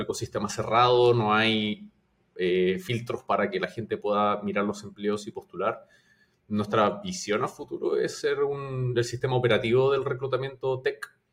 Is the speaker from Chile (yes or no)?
yes; Chile; moved away as an adult; now in Peru; Yo soy de Chile, eh, pero vivo en Perú hace cierto tiempo